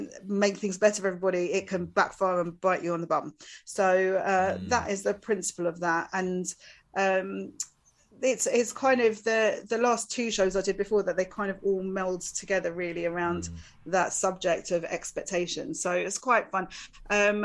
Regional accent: Essex, East of England, United Kingdom; being from Essex

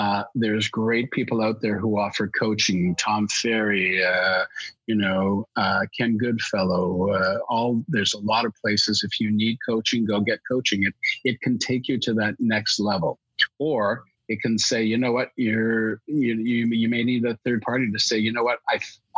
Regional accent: Alberta, Canada; now in Toronto, Canada; I was born out in Alberta, and I speak English and French

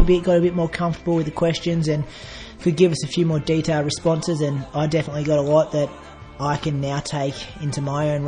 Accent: Bendigo, Victoria, Australia; I grew up with him in Bendigo

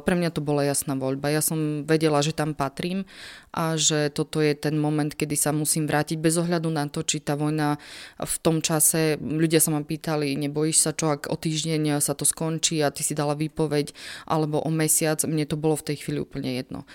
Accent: Slovakia; som sa na východnom Slovensku ako pracovnička UNHCR ocitla sama ako Slovenka

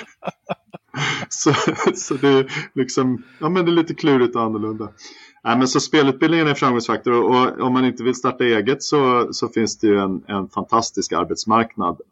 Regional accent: Stockholm, Stockholm County, Sweden; also born or lived in Malmö; Jag är ju stockholmare

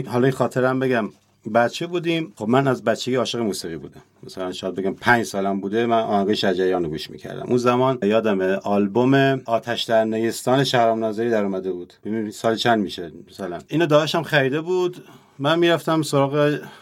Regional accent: Kermanshah, Kermanshah Province, Iran; من کرمانشاهیم و بهشم افتخار میکنم

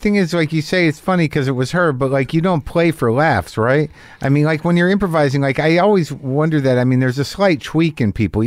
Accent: New Mexico, United States; my people are from Jersey. I grew up in New Mexico.

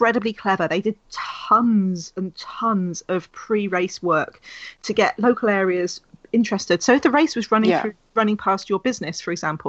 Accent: London, United Kingdom; I grew up in London

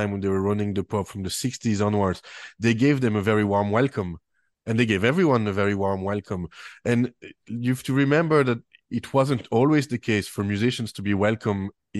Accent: French-speaking Switzerland, Romandy, Switzerland; accent: French Swiss Clare accent; English is a second language; moved away as an adult; now in Doolin, Ireland; I'm from Switzerland originally, from the French part of Switzerland, and I came to Doolin in 2006 to learn English

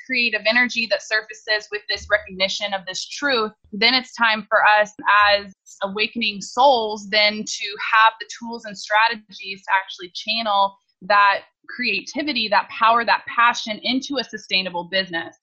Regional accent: Indianapolis, Indiana, United States; I was born in Indianapolis, Indiana, in the Midwest, in the United States, to a wonderful, loving family.

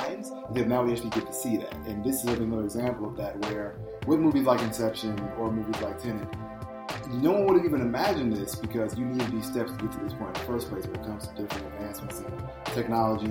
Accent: Chicago, Illinois, United States; my hometown of Chicago

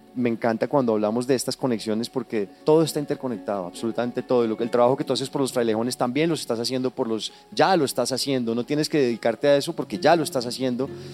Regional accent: Colombia; identifico contigo aquí como colombiano

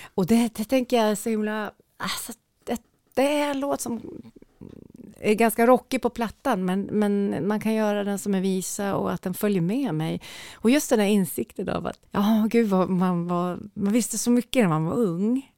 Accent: Njurunda, Västernorrland County, Sweden; also born or lived in Skönsmon, Sundsvall; jag är ju uppvuxen i Njurunda

